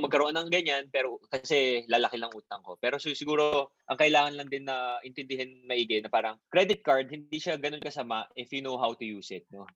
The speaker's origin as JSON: {"language": "Tagalog", "region": "Bicol Region", "country": "Philippines", "tie": "born or raised there", "said": "we grew up sa Bicol"}